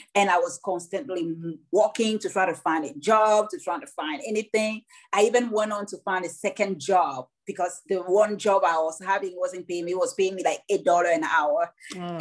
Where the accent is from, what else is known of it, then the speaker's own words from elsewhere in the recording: Douala, Littoral, Cameroon; also born or lived in Nashua, New Hampshire; now in United States; My whole my whole life as a child happened in Cameroon, in Douala and and Longase